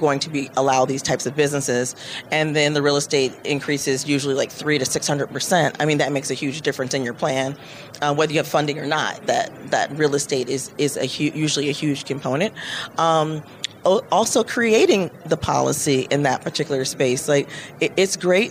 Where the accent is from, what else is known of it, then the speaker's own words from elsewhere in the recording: Michigan, United States; my home state of Michigan